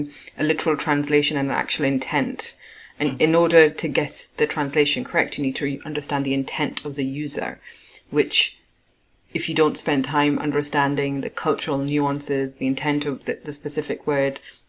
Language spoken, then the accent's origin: English; Pakistan; I'm Pakistani